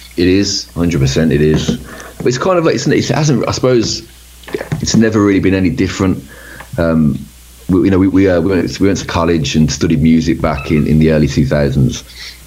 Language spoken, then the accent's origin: English; Birmingham, West Midlands, United Kingdom; where we grew up in Birmingham